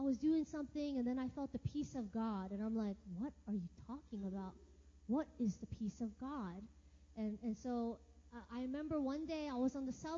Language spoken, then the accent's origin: English; United States; moved away as an adult; It's like 14 hours back to my hometown